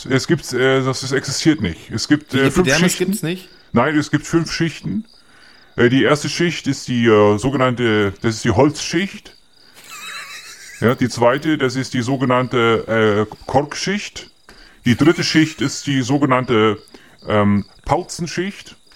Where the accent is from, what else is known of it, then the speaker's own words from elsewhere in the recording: North Germany, Germany; Ich bin äh, ursprünglich bin ich aus dem Norden und äh, ich bin immer sehr blass gewesen in meiner Jugend.